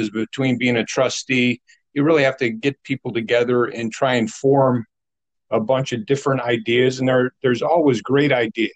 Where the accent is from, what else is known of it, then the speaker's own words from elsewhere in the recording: Glenwood, Illinois, United States; I grew up in the Village of Glenwood, so Glenwood is in my heart